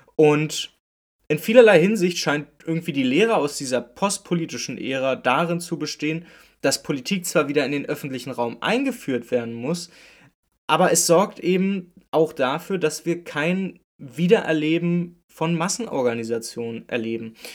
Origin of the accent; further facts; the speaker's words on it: Berlin, Germany; ich komme aus Berlin-Köpenick